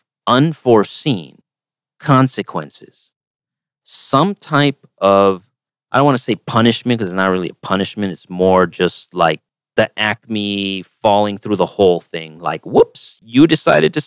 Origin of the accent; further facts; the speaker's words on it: United States; as an American